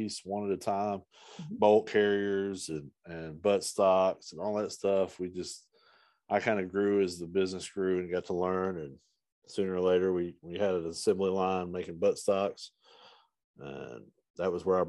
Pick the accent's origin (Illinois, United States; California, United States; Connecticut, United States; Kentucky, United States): Kentucky, United States; Eastern; I'm from Eastern Kentucky, so I'm a hillbilly